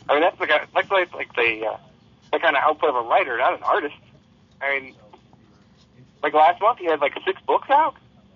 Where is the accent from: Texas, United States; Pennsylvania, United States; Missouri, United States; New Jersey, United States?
Missouri, United States; De Soto; In DeSoto, Missouri, the suburb of St. Louis.